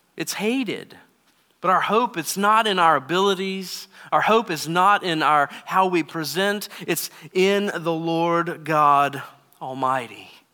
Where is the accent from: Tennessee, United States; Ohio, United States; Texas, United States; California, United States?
Texas, United States; moved away; I grew up in Texas